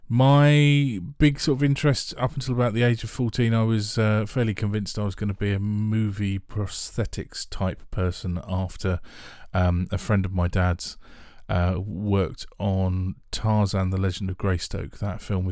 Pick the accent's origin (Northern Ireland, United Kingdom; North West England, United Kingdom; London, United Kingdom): London, United Kingdom; Harrow; I was born in Harrow, northwest London, grew up there with a lovely mum and lovely dad